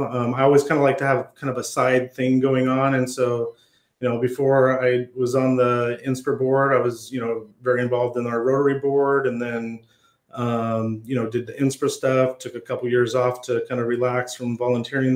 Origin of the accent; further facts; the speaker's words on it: Sunnyside, Washington, United States; I got my start in school PR in my hometown school district of Sunnyside, Washington